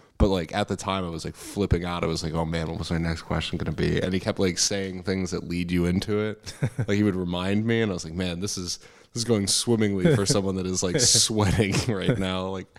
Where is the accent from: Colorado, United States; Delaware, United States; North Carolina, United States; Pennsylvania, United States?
Pennsylvania, United States; born there; Like I was born in Pennsylvania, so like, I know a little bit about that, and then like grew up elsewhere.